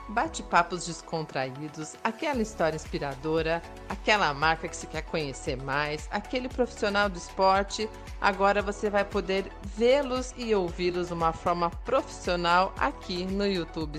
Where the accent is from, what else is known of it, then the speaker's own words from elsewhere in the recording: Curitiba, Paraná, Brazil; now in Espírito Santo, Brazil; eu que fui criada lá no, no sul, em Curitiba